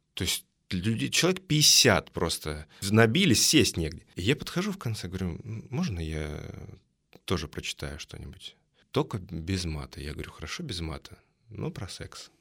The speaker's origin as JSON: {"language": "Russian", "town": "Kursk", "region": "Kursk Oblast", "country": "Russia", "tie": "born or raised there", "also_born_or_lived": "Moscow", "moved": "as an adult", "said": "Я переехал из города Курска, откуда я родом, в Москву"}